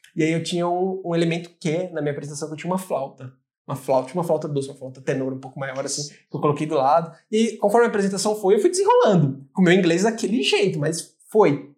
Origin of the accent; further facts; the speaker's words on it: Rio Grande da Serra, São Paulo, Brazil; moved away as an adult; now in Ireland; Eu sou de Rio Grande da Serra, uma pequenina